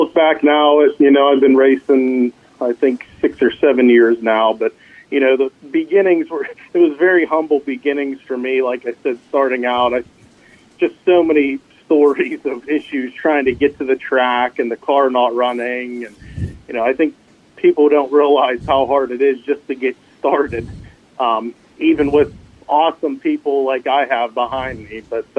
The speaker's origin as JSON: {"language": "English", "town": "Latrobe", "region": "Pennsylvania", "country": "United States", "tie": "born or raised there", "said": "Like I said, I grew up in Latrobe."}